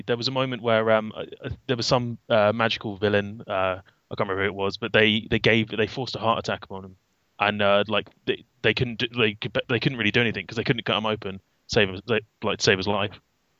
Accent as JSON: {"language": "English", "country": "United Kingdom", "said": "as a British person"}